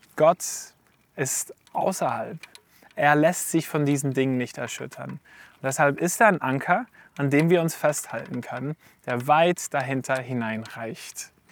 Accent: Switzerland; wir als Schweizer in einer individualistischen Gesellschaft sind

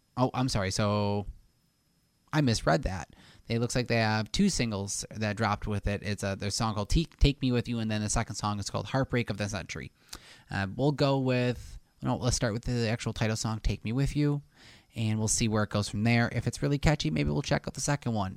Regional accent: Buffalo, New York, United States; We're from Buffalo

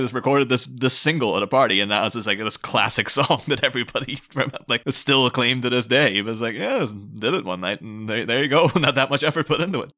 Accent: Ireland; moved away; I'm coming from Ireland

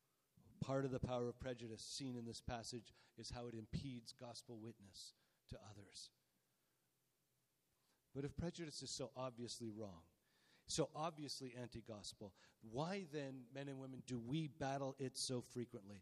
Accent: Canada; We're Canadian

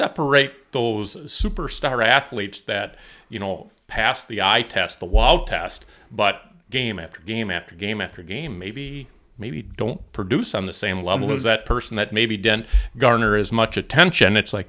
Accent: Eau Claire, Wisconsin, United States; being an Eau Claire native and growing up around Carson Park and, you know, the history we do have here in Eau Claire

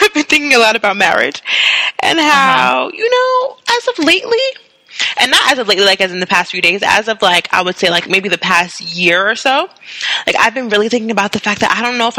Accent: Queens, New York, United States; And we come from Queens. Hi, we come from Queens, Monique.

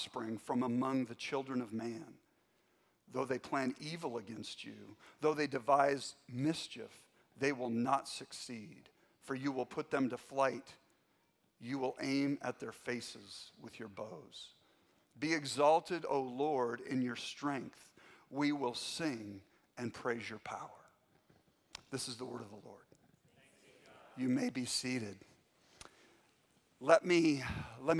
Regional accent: Spokane, Washington, United States; I grew up in North Spokane, Meade High School graduate

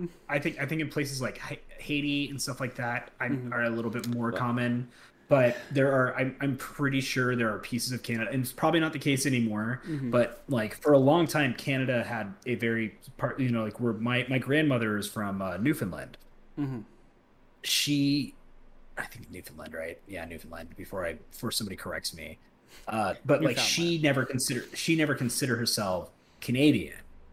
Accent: England, United Kingdom; But yeah, I'm English.

